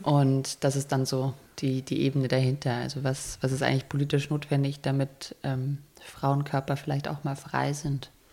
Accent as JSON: {"language": "German", "country": "Germany", "also_born_or_lived": "Berlin", "said": "als Deutsche"}